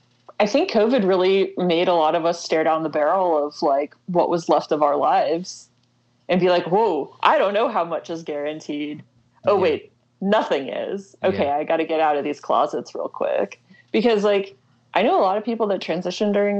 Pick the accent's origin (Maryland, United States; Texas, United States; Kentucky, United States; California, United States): Kentucky, United States; Louisville; now in Lexington, United States; I grew up in Louisville